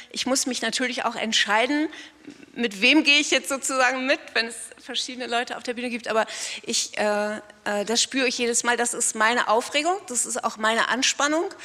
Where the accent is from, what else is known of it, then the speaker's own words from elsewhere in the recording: Northern Germany, Germany; Fand, ich bin Norddeutsche und da gab es diese ganzen großgewachsenen blonden Mädchen, die das unheimlich gut konnten, ich nicht.